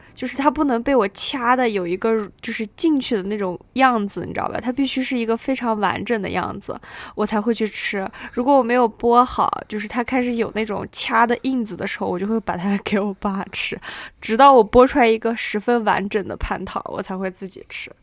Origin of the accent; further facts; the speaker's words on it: Xinjiang, China; moved away as an adult; also born or lived in Wuhan; 我们都是新疆人嘛